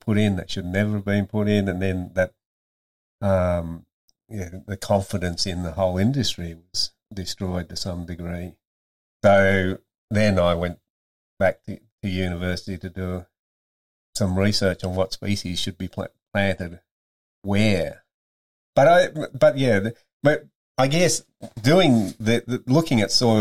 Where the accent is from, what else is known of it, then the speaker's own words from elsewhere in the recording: Tasmania, Australia; moved away; This is the same soil from Tassie that I grew up on.